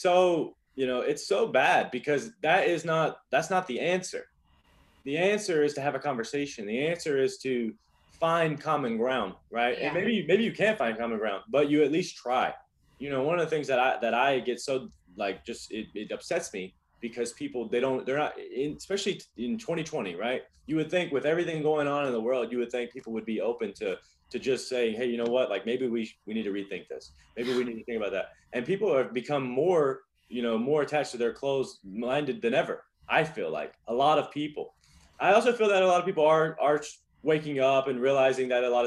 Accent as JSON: {"language": "English", "region": "North Carolina", "country": "United States", "also_born_or_lived": "Los Angeles / China", "moved": "yes", "lives_now": "Miami, United States", "said": "I'm from North Carolina, but I've lived in LA. Now I live in Miami."}